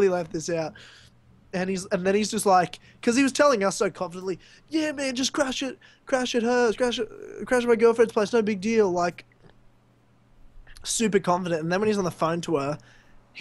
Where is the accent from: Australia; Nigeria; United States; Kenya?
Australia; I'm Australian